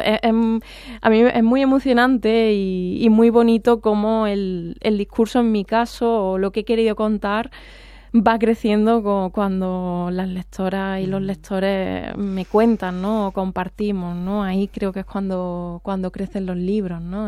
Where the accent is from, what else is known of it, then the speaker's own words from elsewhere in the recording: Andalusia, Spain; accent: Andalusian; con mi acento andaluz, que voy además le de Andalucía